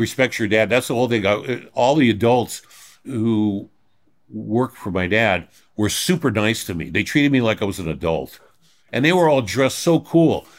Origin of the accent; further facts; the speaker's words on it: Los Angeles, California, United States; I grew up in Reseda till I was five